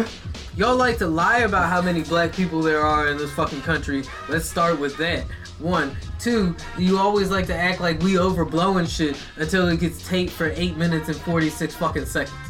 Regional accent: United States; Have to say it because I'm American.

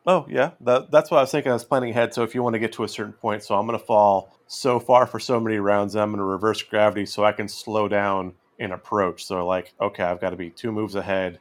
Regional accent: West Coast, United States; growing up on the West Coast

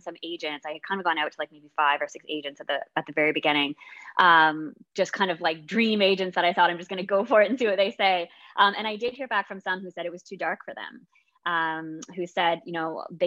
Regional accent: Canada; I'm Canadian

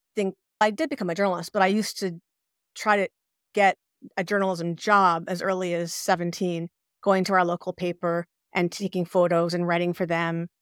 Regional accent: Ottawa, Ontario, Canada; moved away as an adult; now in Quebec, Canada; in Quebec, where I live, but I was, we're from Ottawa, but I ended up here, living here later on in life

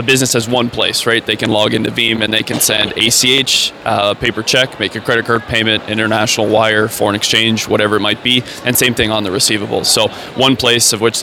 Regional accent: Canada; I'm a Canadian

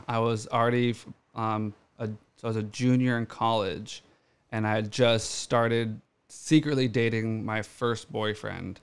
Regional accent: Orange County, California, United States; growing up in Orange County

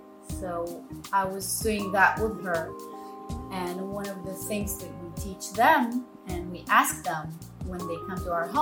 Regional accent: Tel Aviv, Tel Aviv District, Israel; English is a second language; I was born and raised in Tel Aviv.

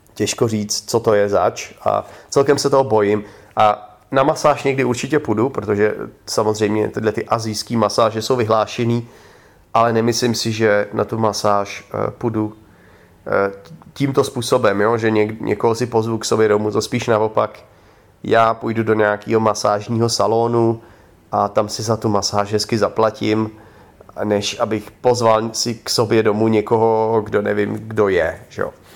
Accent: Czechia; moved away; já jsem řekl, že z Česka

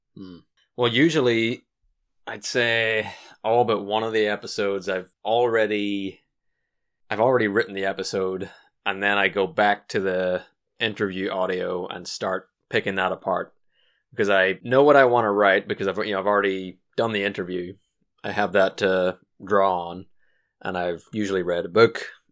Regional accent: Washington, United States; we're from Washington

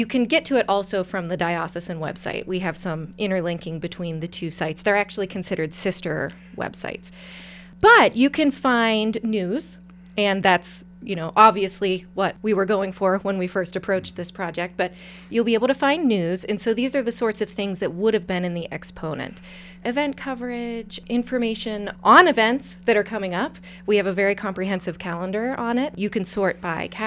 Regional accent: Pittsburgh, Pennsylvania, United States; also born or lived in Erie, Pennsylvania; I am from the Pittsburgh area.

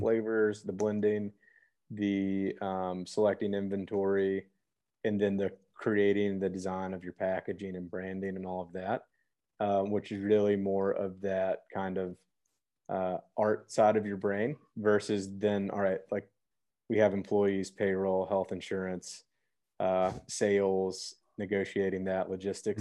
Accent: Memphis, Tennessee, United States; I'm born and raised in Memphis, Tennessee.

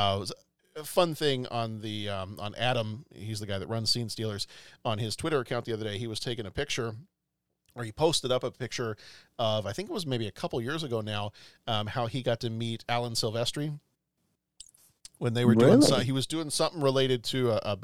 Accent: London, United Kingdom; moved away; where I lived, where I went to school

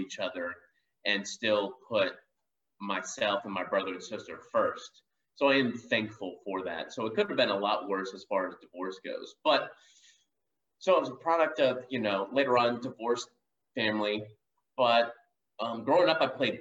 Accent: Georgia, United States; I grew up in Georgia.

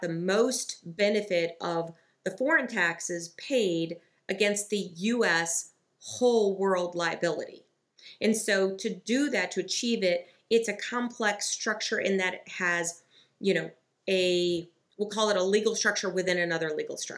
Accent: Michigan, United States; my family's from the Great Lakes state of Michigan

